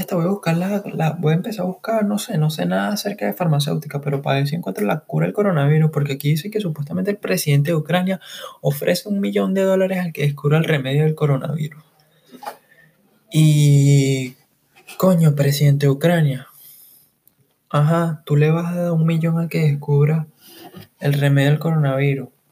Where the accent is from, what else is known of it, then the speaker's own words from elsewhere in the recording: Caracas, Capital District, Venezuela; soy de Caracas, Venezuela